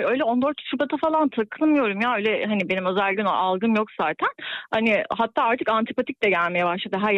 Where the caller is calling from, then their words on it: Istanbul, Turkey; İstanbul'dan bağlanıyorum.